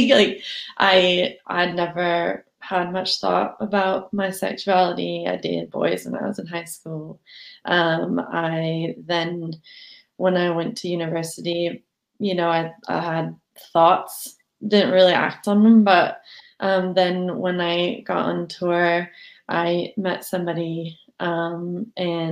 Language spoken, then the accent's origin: English; Southern California, United States; moved away as an adult; now in Edinburgh, United Kingdom; I was brought up in Southern California